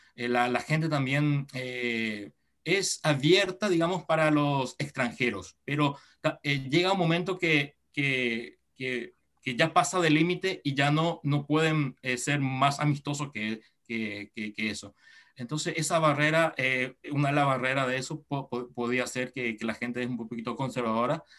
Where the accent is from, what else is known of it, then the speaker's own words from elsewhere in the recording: Encarnación, Itapúa, Paraguay; accent: sudamericano; moved away as an adult; now in Japan; yo tengo sangre japonesa, mis padres son ambos japoneses, pero yo nací en Paraguay, en Encarnación. Eh, ahí sí, este, nací, crecí allí